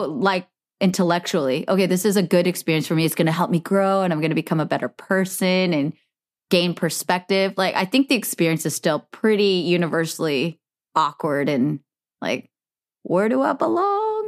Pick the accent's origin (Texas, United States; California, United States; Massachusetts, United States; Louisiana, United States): California, United States; Bay Area; growing up in the Bay Area